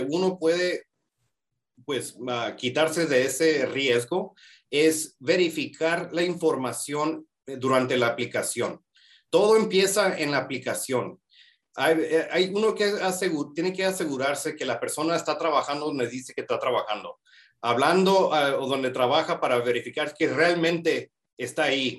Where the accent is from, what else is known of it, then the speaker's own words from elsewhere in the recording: Calexico, California, United States; moved away as an adult; now in Las Vegas, United States; yo originalmente soy de Calixco, California, es una ciudad muy pequeña en California, a, acercado a la frontera. Mi mamá viene de Mexicali, ma, a México, que esta es la ciudad que sigue, a, entrando a México. Y pues, eh, me crié en Calixco